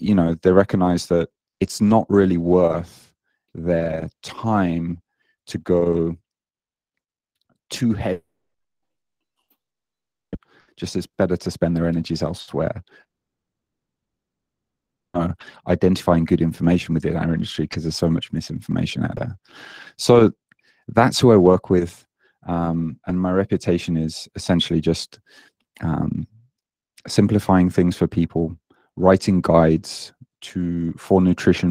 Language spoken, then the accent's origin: English; United Kingdom; moved away as an adult; now in Japan; you may hear in my accent that I don't sound very Japanese. I'm British. And I moved out to Japan nearly 17 years ago now, after I graduated